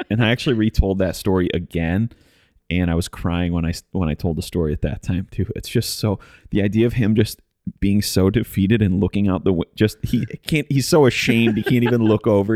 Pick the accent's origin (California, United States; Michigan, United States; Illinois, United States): Michigan, United States; the Midwest; now in Nashville, United States; we come from the Midwest